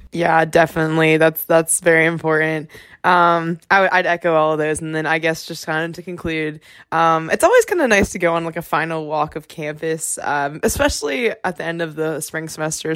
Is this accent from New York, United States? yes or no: no; South Carolina, United States; moved away as an adult; now in South Bend, United States; I'm from South Carolina